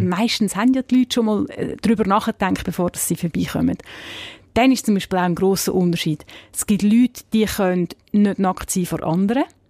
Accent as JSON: {"language": "German", "region": "Zug", "country": "Switzerland", "tie": "born or raised there", "said": "ich bin in der Stadt Zug aufgewachsen"}